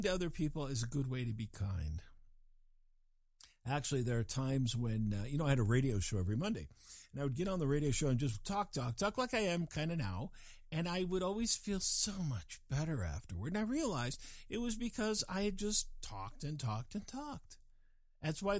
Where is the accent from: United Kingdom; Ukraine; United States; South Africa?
United Kingdom; England; I was born in England